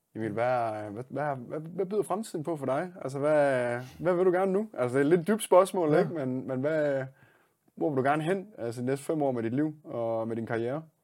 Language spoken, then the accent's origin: Danish; Denmark